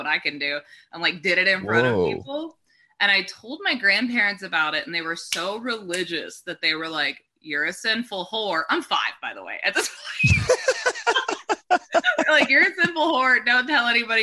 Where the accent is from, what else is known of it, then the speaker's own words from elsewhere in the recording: Texas, United States; also born or lived in Hawaii; I grew up in Texas